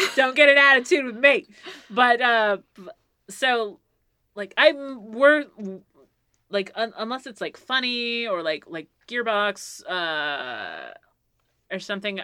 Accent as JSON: {"language": "English", "town": "Philadelphia", "region": "Pennsylvania", "country": "United States", "said": "I'm from I'm from Pennsylvania too"}